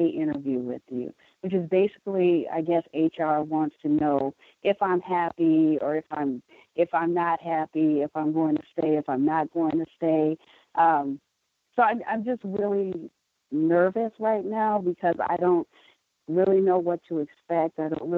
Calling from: Milwaukee, Wisconsin, United States; I'm calling from Milwaukee.

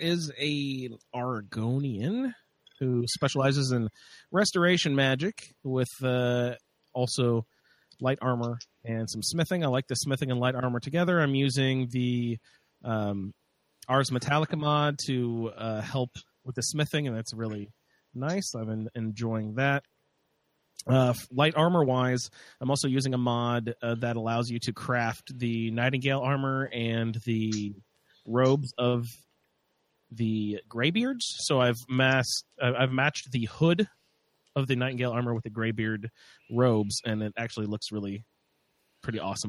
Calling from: Indiana, United States; I'm calling in from Indiana

